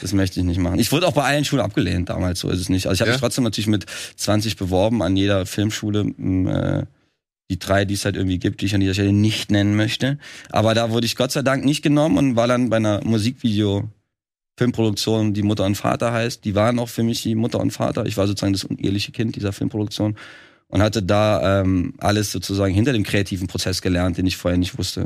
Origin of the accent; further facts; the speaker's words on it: Trier, Rhineland-Palatinate, Germany; moved away as an adult; now in Berlin, Germany; ich bin ja selber auch gar nicht aus Berlin. Ich komme ja eigentlich aus Trier, was ja auch wieder ganz weit weg ist. Und äh, wohnt zwar jetzt seit elf Jahren in Berlin